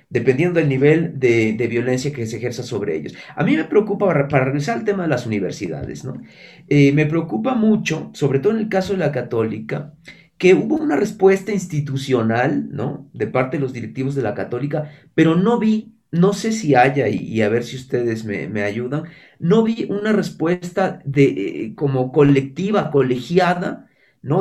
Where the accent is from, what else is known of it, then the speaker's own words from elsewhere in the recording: Mexico; moved away; yo que soy, mexicano y viví la mitad de mi vida allá